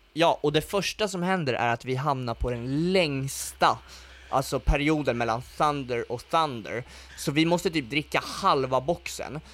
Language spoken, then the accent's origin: Swedish; Stockholm, Stockholm County, Sweden; Jag, jag är från Stockholm